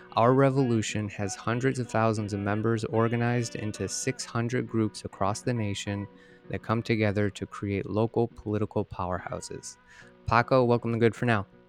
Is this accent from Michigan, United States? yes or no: yes; Michigan, United States; moved away; I'm from Michigan originally